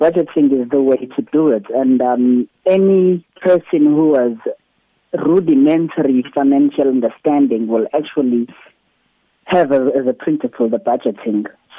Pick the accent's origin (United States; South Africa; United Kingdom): South Africa; But hey, I'm still a South African who has to keep a job, or I'm still a South African who has to run a business.